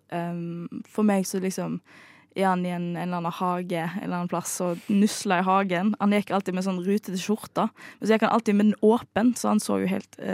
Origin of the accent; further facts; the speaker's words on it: Bømlo, Vestland, Norway; jeg eh, kommer jo fra Bømlo, og jeg kommer fra Vestlandet.